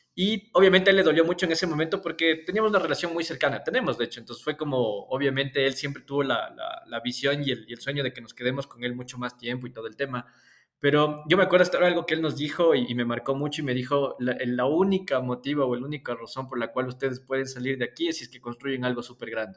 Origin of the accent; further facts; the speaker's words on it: Cayambe, Pichincha, Ecuador; nací en Cayambe